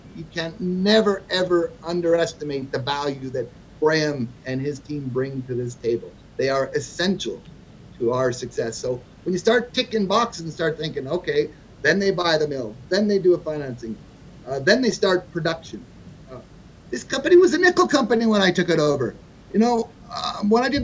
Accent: Canada; now in United States; I'm a Canadian

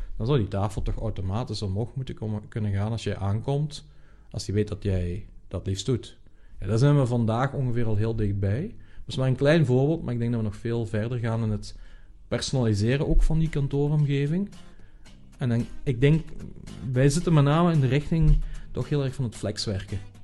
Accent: Netherlands; als Nederlanders

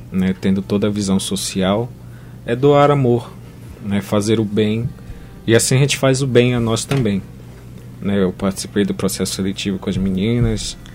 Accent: Belém, Pará, Brazil; Eu sou lá de Belém do Pará.

